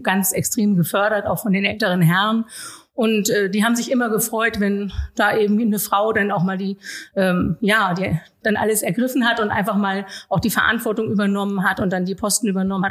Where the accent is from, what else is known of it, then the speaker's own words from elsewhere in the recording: Norderstedt, Schleswig-Holstein, Germany; meine Heimatstadt